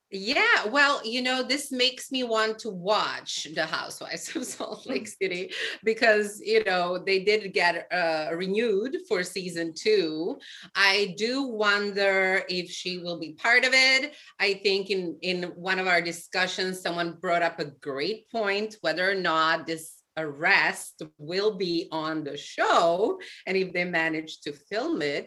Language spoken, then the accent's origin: English; Serbia; moved away as an adult; now in New York City, United States; I was born in Serbia